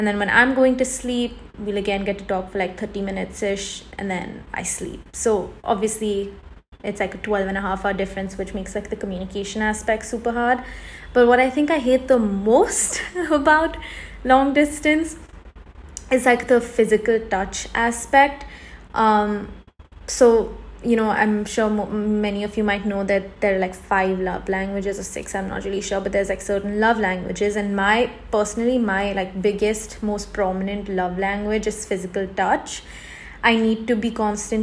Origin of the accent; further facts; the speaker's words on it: India; moved away; also born or lived in Los Angeles, United States; I'm Indian